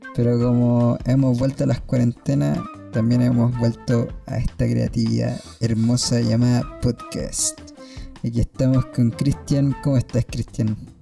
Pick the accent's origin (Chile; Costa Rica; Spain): Chile; Santiago, Santiago Metropolitan Region; Soy de Peñalolén